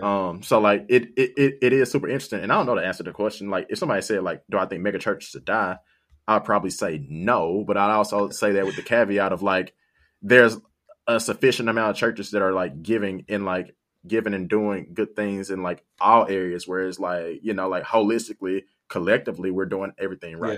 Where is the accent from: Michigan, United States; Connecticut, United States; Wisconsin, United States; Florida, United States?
Michigan, United States; South Haven; I'm from South Haven. South Haven is, like, majority white